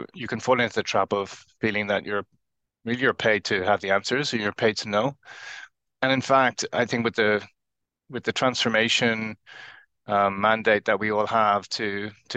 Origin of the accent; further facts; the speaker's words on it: Ireland; now in Cambridge, United Kingdom; I'm originally from Ireland, now based in the UK, and I'm talking to you today from Cambridge.